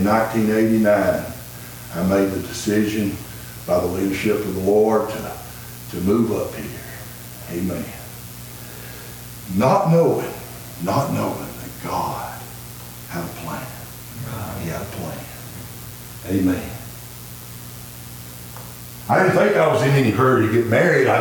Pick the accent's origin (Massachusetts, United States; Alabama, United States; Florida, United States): Alabama, United States; Pinson; also born or lived in Blount County, Alabama; I grew up in Jefferson County in the what we call the Mount Pinson area